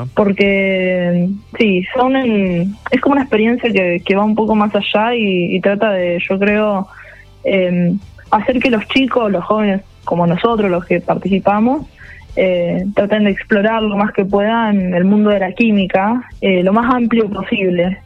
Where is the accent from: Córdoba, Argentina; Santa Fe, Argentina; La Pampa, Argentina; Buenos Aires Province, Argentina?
Santa Fe, Argentina; Rosario